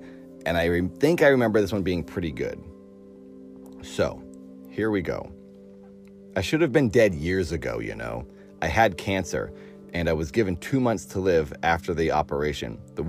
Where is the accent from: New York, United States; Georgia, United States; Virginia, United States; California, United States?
New York, United States; Irvington on Hudson; born there; now in Nantucket, United States; I was born in 1911 in Irvington on Hudson. My parents summered on Nantucket from time to time.